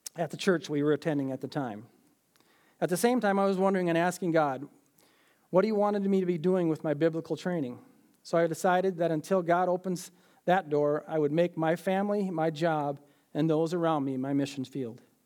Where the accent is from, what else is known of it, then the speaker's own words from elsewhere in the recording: Minneapolis, Minnesota, United States; I was born in Minneapolis in August of nineteen fifty-nine.